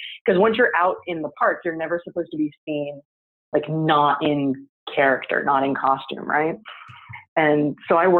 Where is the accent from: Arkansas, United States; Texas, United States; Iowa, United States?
Texas, United States; San Antonio; I grew up in San Antonio, Texas